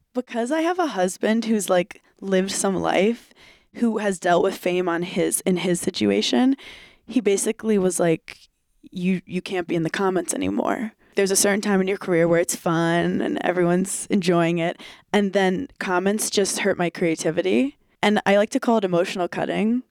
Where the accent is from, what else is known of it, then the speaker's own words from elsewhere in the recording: New York City, New York, United States; also born or lived in Wisconsin; I grew up in New York where like all my friends were funny